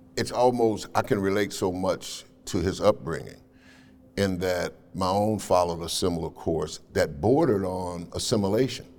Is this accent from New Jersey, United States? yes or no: no; Nashville, Tennessee, United States; I was raised in Cheatham Housing Project over in North Nashville